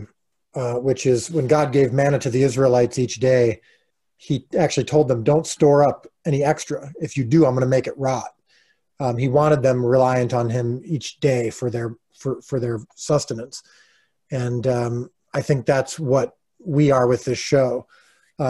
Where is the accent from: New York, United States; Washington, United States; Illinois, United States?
Illinois, United States; We're currently living in Illinois, which is my hometown, which I grew up in, which I love